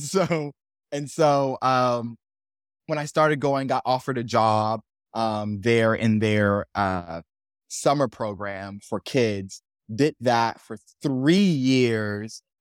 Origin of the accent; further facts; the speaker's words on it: Miami, Florida, United States; I born and raised in Miami